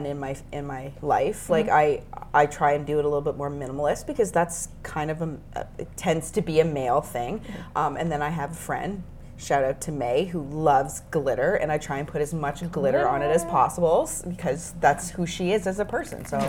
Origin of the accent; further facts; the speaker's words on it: Markham, Ontario, Canada; I grew up in Markham